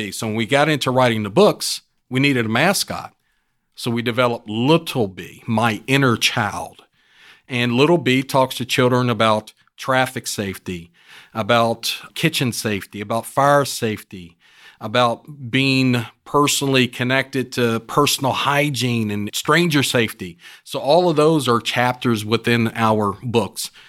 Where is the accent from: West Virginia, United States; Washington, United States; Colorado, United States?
West Virginia, United States; now in Houston, United States; from West Virginia.